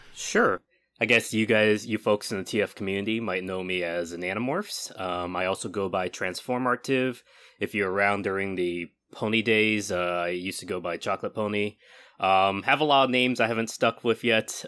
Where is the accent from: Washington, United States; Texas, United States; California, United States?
California, United States; moved away as an adult; also born or lived in Baltimore; I'm originally from California. I went to Baltimore for, um, for university.